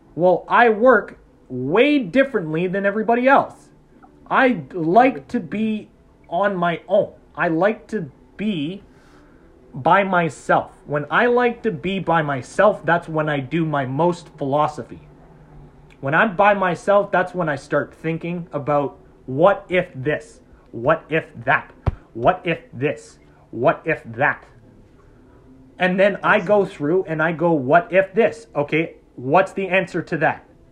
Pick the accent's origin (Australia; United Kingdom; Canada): Canada; we're Canadian